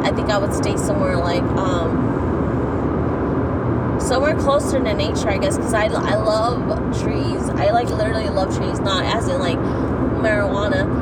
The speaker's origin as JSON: {"language": "English", "region": "California", "country": "United States", "tie": "born or raised there", "moved": "yes", "said": "I was raised in California"}